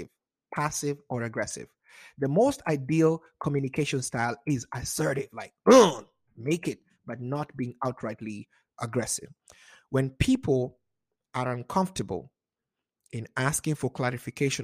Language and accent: English; Kenya; also born or lived in Wichita, Kansas, United States; now in Seattle, United States; a Kenyan American